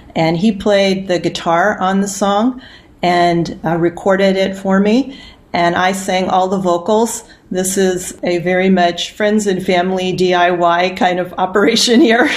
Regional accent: Yuma, Arizona, United States; moved away; I grew up in Yuma, Arizona, which is on the border where Arizona and Mexico and California come together.

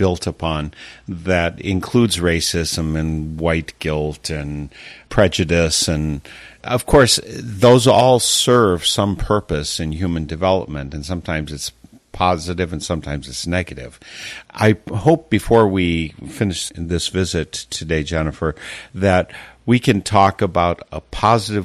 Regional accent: Wisconsin, United States; I'm from Wisconsin

